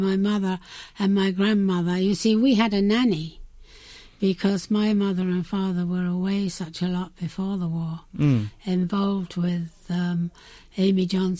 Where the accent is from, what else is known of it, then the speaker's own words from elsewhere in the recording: Carshalton, South East England, United Kingdom; I was born in a place called Carshalton Beaches in Surrey.